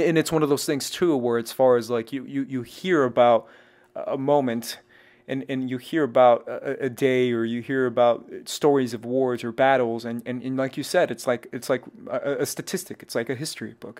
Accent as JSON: {"language": "English", "region": "Texas", "country": "United States", "tie": "born or raised there", "also_born_or_lived": "Arizona / Mexico", "said": "I grew up in Texas"}